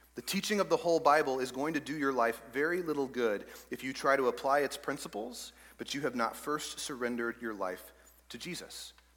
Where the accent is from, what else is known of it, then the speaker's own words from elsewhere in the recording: East Texas, United States; I grew up in East Texas